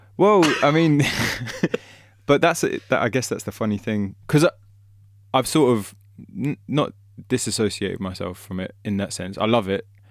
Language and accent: English; London, United Kingdom; I was born and raised in London